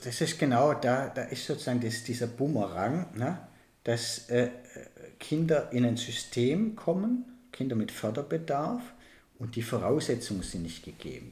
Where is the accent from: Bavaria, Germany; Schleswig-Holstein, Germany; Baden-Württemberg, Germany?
Baden-Württemberg, Germany; bei uns in Baden-Württemberg